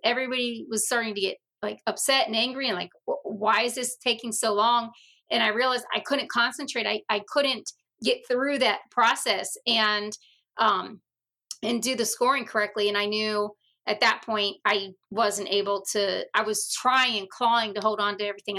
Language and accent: English; Virginia, United States; I grew up in Virginia, and we had the mosquito man.